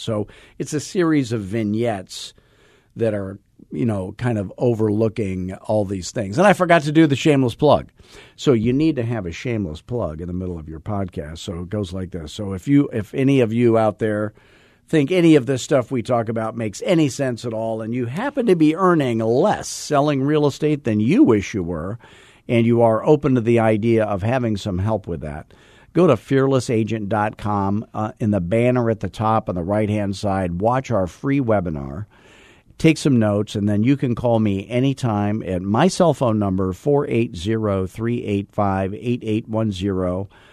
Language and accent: English; Arizona, United States; born or raised there